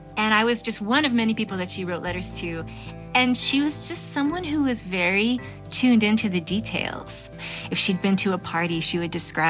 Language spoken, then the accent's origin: English; Vermont, United States; moved away; growing up in Vermont